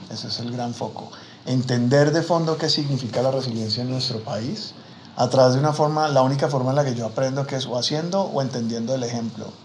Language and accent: Spanish; Buenaventura, Valle del Cauca, Colombia; Me encanta, yo sí, man, yo soy negro de Buenaventura, canchimalo por si hay alguien ahí.